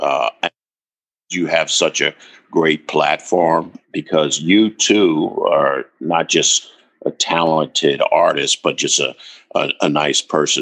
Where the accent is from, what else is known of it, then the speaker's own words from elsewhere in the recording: the South, United States; accent: Southern; I'm from the South